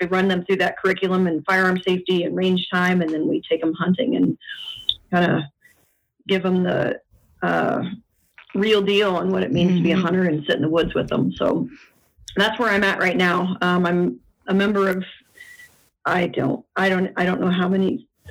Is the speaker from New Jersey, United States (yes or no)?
no; West Central Indiana, United States; I am from West Central Indiana